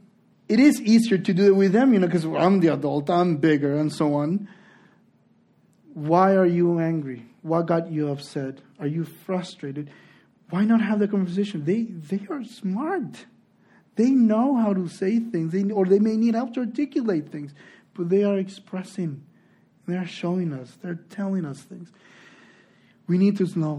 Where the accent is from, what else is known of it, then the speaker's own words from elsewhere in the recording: Honduras; moved away; also born or lived in Spain; I'm from Honduras